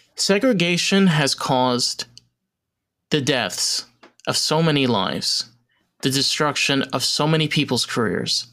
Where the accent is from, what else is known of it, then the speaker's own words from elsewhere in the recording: New York, United States; I'm a New Yorker